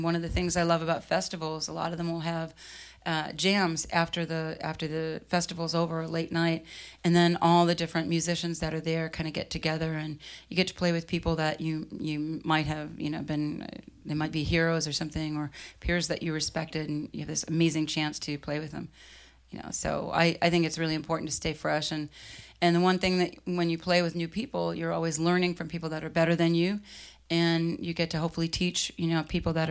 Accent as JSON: {"language": "English", "town": "Boston", "region": "Massachusetts", "country": "United States", "tie": "born or raised there", "also_born_or_lived": "Los Angeles / London / Ashland, Oregon", "moved": "yes", "lives_now": "Portland, Oregon, United States", "said": "I grew up in Boston. Then I moved to L.A., then I moved to London, then I moved back to L.A., then I moved to Portland, Maine, then I moved to Ashland, Oregon, and then Portland, Oregon"}